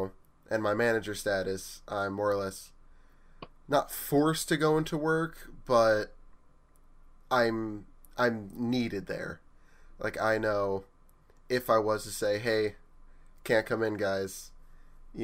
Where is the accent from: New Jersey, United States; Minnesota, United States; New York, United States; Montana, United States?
New Jersey, United States; we're from New Jersey